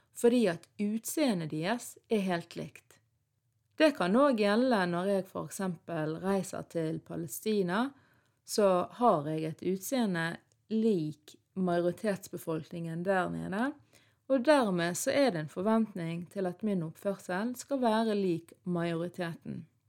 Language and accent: Norwegian; Norway; ungdom som er født og oppvokst i Norge, men har foreldre fra andre land, sånn som meg sjøl